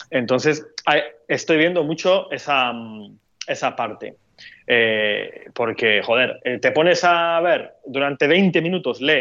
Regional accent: Turkey; Es que soy de Medio Oriente, entonces como estoy muy acostumbrado a usar esa palabra para describir una cantidad bastante amplia de, de países y situaciones.

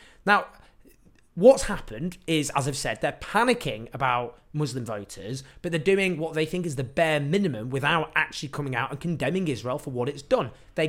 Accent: Sheffield, Yorkshire and the Humber, United Kingdom; born there; Louise Haig represents the seat I was born in Sheffield.

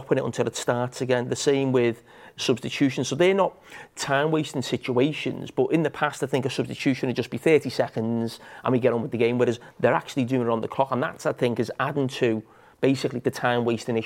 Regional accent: England, United Kingdom; still being English, growing up with the Charity Shield

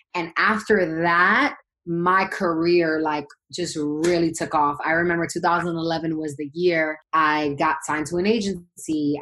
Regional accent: New York City, New York, United States; I'm from Brooklyn, New York, originally. Born and raised BK

